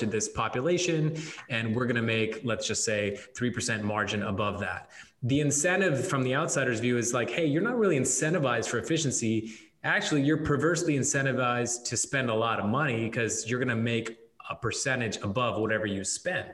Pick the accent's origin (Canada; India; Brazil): Canada; Alberta and Western Canada; moved away; I grew up in Alberta and Western Canada, where minus 40 is a routine